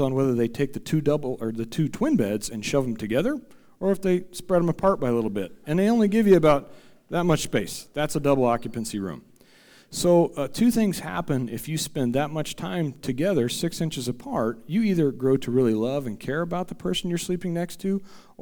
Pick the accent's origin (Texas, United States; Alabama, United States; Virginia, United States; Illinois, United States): Illinois, United States; Central; moved away as an adult; also born or lived in Farmington; I am actually originally from Central Illinois, so my wife and I just 2 years ago moved to the Parkland